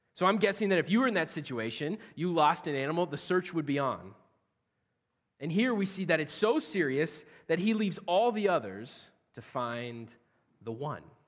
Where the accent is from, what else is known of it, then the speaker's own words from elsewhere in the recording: central Nebraska, United States; now in Cedar Rapids, United States; I personally am actually, uh, from central Nebraska. So I'm a Nebraskan